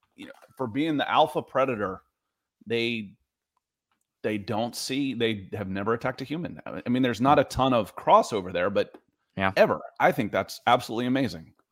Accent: Cleveland, Ohio, United States; I was born in Cleveland

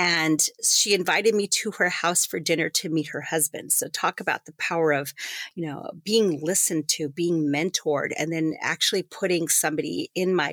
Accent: Greeley, Colorado, United States; also born or lived in El Paso, Texas / Tucson, Arizona; So I actually grew up in northern Colorado, the Greeley-Evans area.

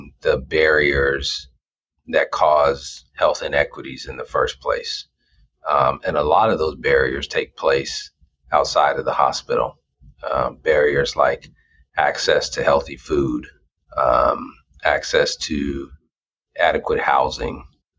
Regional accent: Los Angeles, California, United States; moved away as an adult; now in Des Moines, United States; I'm from California, born and raised in Los Angeles, and moved to Des Moines specifically for this opportunity

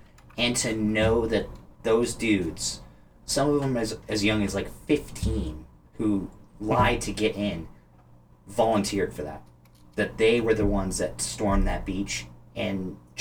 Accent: the West, United States; I grew up in the West

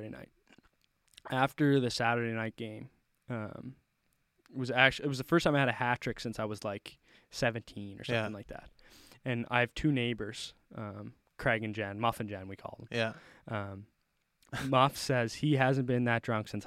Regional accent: Cape Breton, Nova Scotia, Canada; also born or lived in Halifax; I moved to Cape Breton

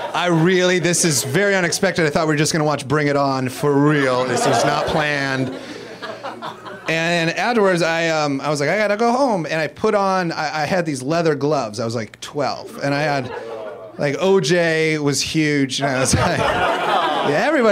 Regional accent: Iowa, United States; now in Los Angeles, United States; I grew up in Iowa

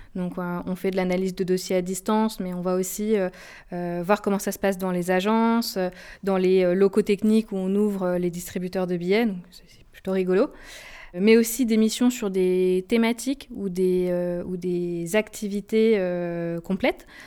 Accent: Haute-Savoie, Auvergne-Rhône-Alpes, France; moved away as an adult; also born or lived in Nice / Paris / Lille; j'ai grandi en Haute-Savoie

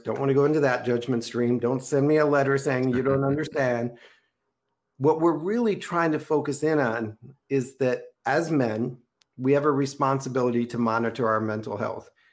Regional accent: Minneapolis, Minnesota, United States; I grew up in Minneapolis, Minnesota

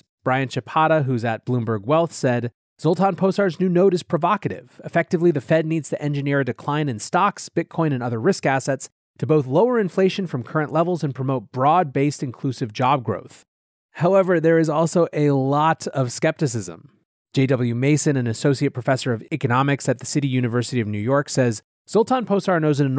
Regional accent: Hungary; growing up in Hungary, his common sense whispers

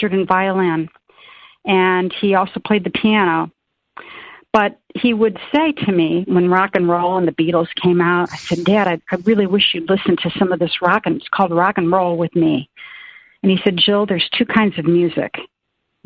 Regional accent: Peoria, Illinois, United States; moved away as an adult; now in Florida, United States; I grew up in Illinois, in Peoria

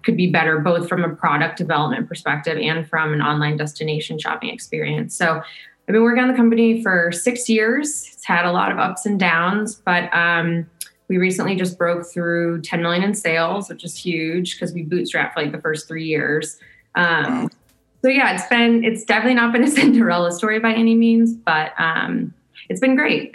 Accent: St. Louis, Missouri, United States; my hometown, which was a Hustler Hollywood next to the airport in a strip mall in St. Louis, Missouri, where I grew up

